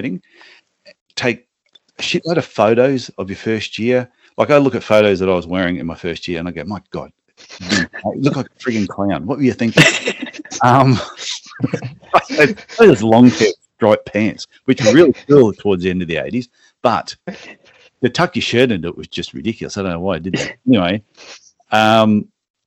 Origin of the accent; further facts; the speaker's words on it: Gold Coast, Queensland, Australia; moved away as an adult; now in Cairns, Australia; I grew up like on the Gold Coast sort of area